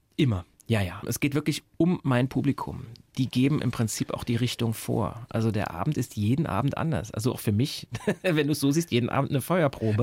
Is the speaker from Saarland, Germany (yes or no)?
yes; Saarbrücken, Saarland, Germany; moved away; ich komme ja ursprünglich aus Saarbrücken